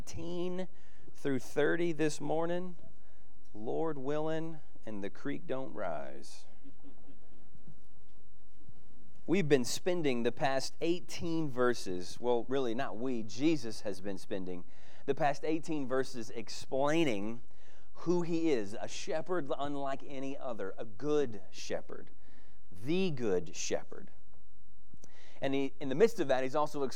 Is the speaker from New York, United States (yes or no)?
no; Texas, United States; I'm a kid from Texas